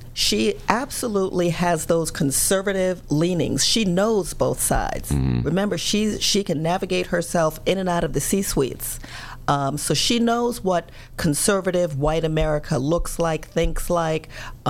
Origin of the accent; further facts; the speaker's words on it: South Carolina, United States; accent: Southern; also born or lived in New York; But I grew up almost every summer of my life on a farm in South Carolina. I went to high school in South Carolina.